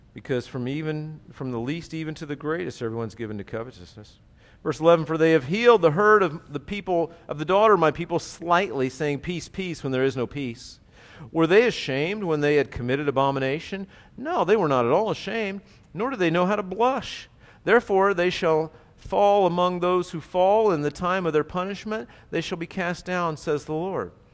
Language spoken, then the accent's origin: English; United States; I'm an American